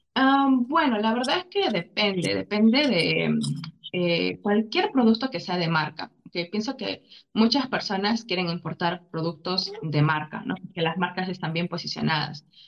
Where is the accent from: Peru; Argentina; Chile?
Peru; Arequipa; moved away as an adult; also born or lived in Lima / China; soy peruana, sí, viví en Arequipa, mis papás, nací en Lima, pero viví en Arequipa